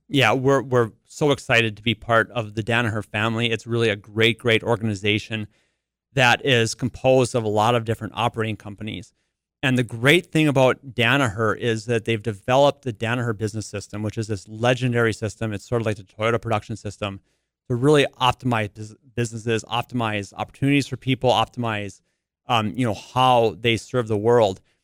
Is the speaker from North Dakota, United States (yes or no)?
yes; Carrington, North Dakota, United States; I grew up in Carrington